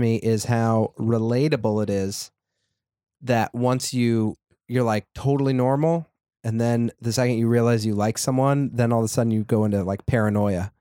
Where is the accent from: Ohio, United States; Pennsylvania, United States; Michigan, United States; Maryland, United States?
Ohio, United States; now in New York, United States; I'm from Ohio